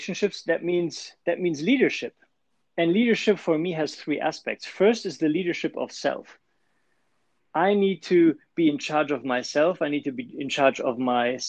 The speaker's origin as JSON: {"language": "English", "country": "Germany", "also_born_or_lived": "Switzerland", "accent": "German", "second_language": "English", "moved": "as an adult", "lives_now": "California, United States", "said": "So I started as an engineer in Germany. You might have guessed it from the accent already"}